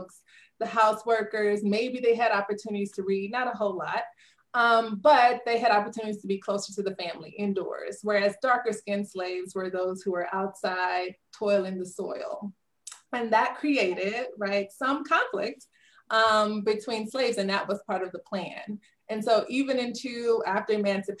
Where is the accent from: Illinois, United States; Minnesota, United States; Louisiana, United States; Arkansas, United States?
Louisiana, United States; Southern; So I grew up in Southern Louisiana